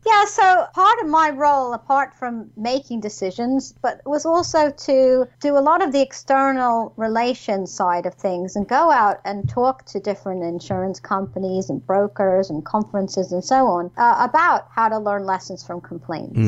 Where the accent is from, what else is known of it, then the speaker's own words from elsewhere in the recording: New York, United States; moved away as an adult; now in United Kingdom; originally, I was um, from New York, mm-hmm. as you can probably tell by my accent.